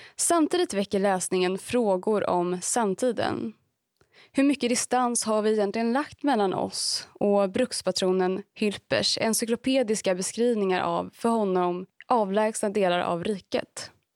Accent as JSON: {"language": "Swedish", "region": "Dalarna County", "country": "Sweden", "tie": "born or raised there", "said": "jag är både född och uppvuxen i Dalarna"}